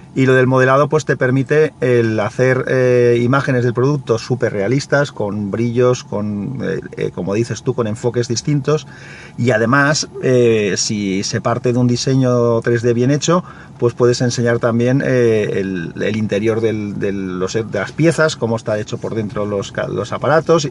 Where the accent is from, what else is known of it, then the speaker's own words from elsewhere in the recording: Valencia, Valencian Community, Spain; aquí a Valencia. Entonces, nada, que lo pases muy bien en mi ciudad